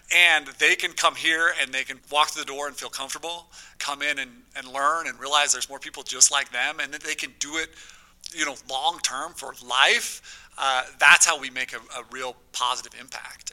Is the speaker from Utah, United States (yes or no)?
yes; South Ogden, Utah, United States; I grew up in South Ogden, Uinta Elementary, eh, that sort of area